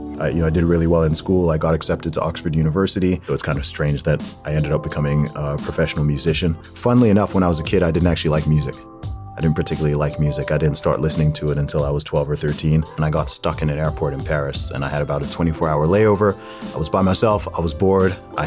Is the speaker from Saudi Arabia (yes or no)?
yes; Saudi Arabia; also born or lived in England, United Kingdom; I was born in the UK, in England specifically, to Nigerian parents. And I grew up in Saudi Arabia. I lived there for about 19 or 20 years in total.